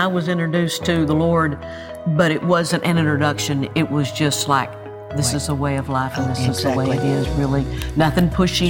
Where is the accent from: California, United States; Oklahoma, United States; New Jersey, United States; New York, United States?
Oklahoma, United States; growing up in Oklahoma?